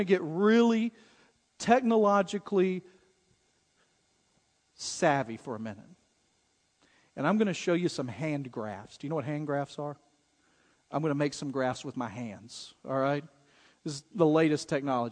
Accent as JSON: {"language": "English", "country": "United States", "said": "being an American"}